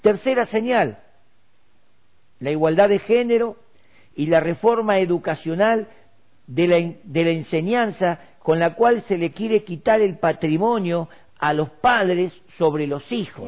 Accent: Argentina

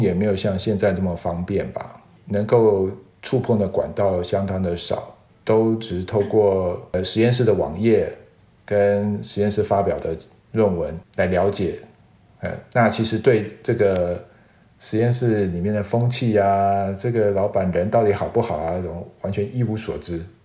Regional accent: Taiwan; moved away as an adult; 我是台湾的大学本土毕业的嘛

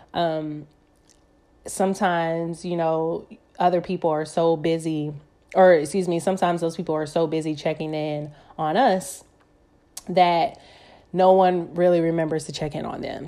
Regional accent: Atlanta, Georgia, United States; I'm from Atlanta

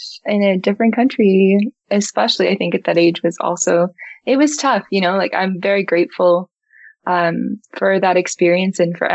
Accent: Auckland, New Zealand; moved away as an adult; also born or lived in Toronto, Canada; now in Vancouver, Canada; I'm a Kiwi girl. and I always say that's home. Like, I feel like, you know, I was born there. I was raised there.

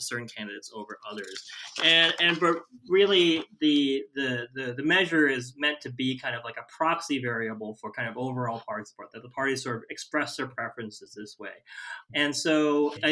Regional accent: Chicago, Illinois, United States; I'm from Chicago

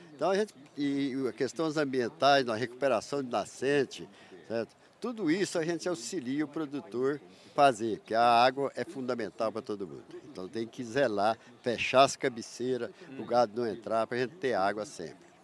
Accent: Tuverá, São Paulo, Brazil; moved away as an adult; also born or lived in Aramina, São Paulo; now in Rio Verde, Brazil; Nasci em Aramina, São Paulo, perto de 100 quilômetros para cá de Ribeirão. Uhum. Me criei ali em Tuverá

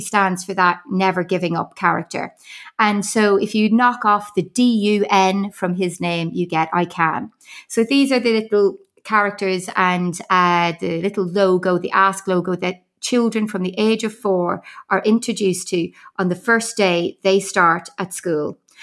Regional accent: Ireland; accent: Irish; moved away; I don't know whether you can pick up from my accent. I am Irish.

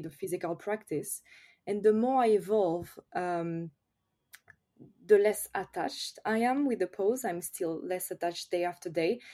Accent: France; accent: French; English is a second language; I'm French, of course, I think everyone notice with my accent

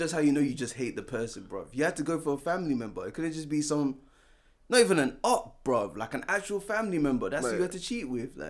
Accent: Nigeria; I'm Nigerian.

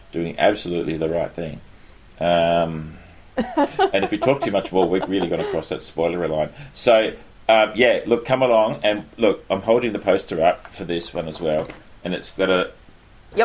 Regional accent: Australia; being an Australian

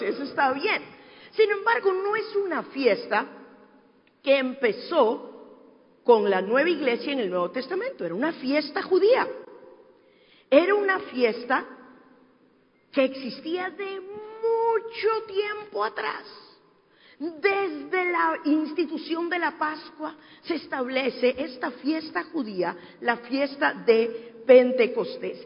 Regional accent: Peru; moved away; mi tierra, en el Perú

